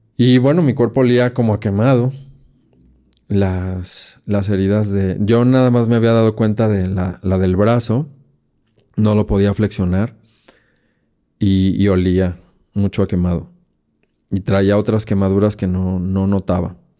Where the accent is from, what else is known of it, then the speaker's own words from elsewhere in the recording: Guadalajara, Jalisco, Mexico; mi tierra, aquí Guadalajara